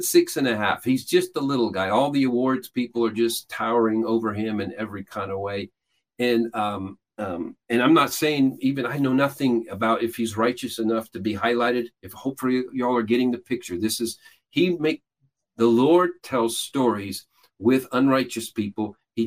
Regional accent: Peru; I grew up in Peru, South America. My parents were missionaries there.

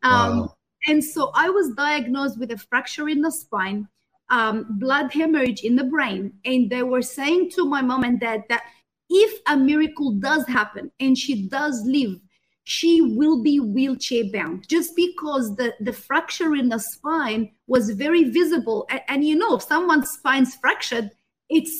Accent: Egypt; I was born in Egypt

